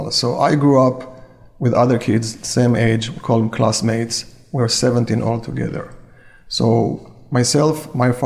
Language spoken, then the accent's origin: English; Kibbutz Nir Oz, Southern District, Israel; moved away as an adult; now in San Diego, United States; I was born and raised in kibbutz near Oz.